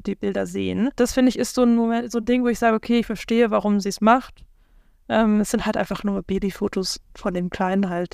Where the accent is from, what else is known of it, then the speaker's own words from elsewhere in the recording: South Africa; now in Germany; ich komme ja aus Südafrika eigentlich